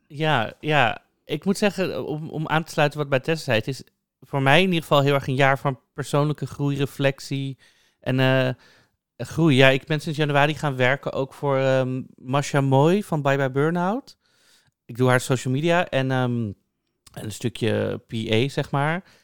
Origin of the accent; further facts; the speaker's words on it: Amsterdam, North Holland, Netherlands; ik ben dan ook opgegroeid in Amsterdam, in Amsterdam-Noord